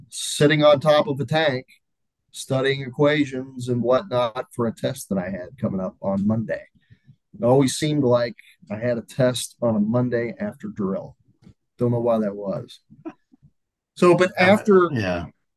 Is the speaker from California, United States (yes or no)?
no; Louisville, Kentucky, United States; I'm from Louisville, Kentucky